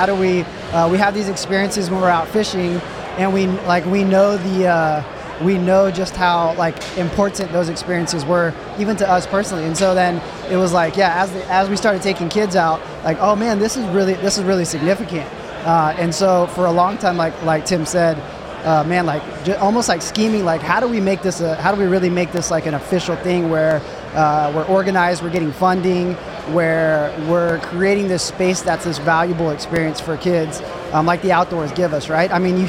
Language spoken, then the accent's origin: English; South Texas, United States; We grew up in South Texas.